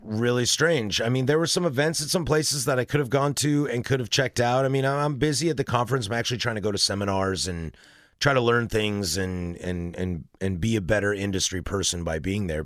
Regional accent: Oregon, United States; moved away as an adult; now in Washington, United States; I live in Oregon

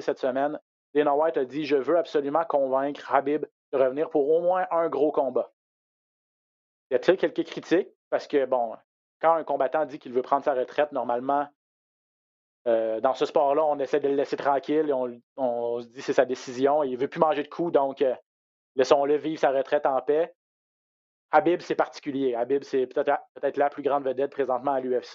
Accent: Quebec, Canada; chez nous au Québec

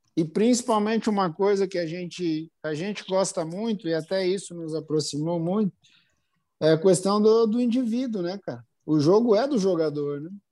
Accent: Brazil; a gente é brasileiro realmente

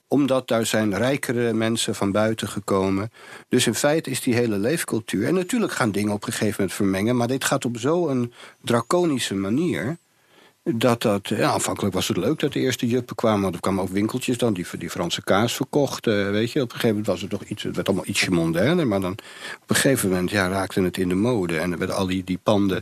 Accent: Amsterdam, North Holland, Netherlands; Ik ben in de Jordaan geboren

